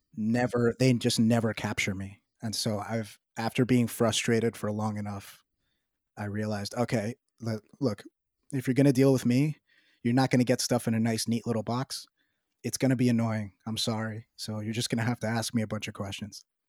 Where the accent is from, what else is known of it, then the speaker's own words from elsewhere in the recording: New York City, New York, United States; I live in New York City, I'm from New York City